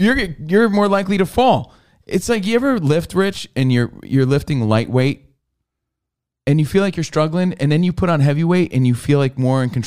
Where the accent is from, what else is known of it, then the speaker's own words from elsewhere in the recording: New Jersey, United States; moved away; me growing up in New Jersey